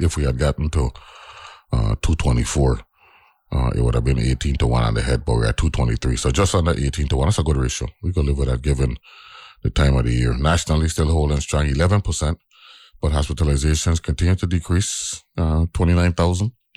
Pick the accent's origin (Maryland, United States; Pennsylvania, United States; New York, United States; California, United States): New York, United States; New York City; I born in Harlem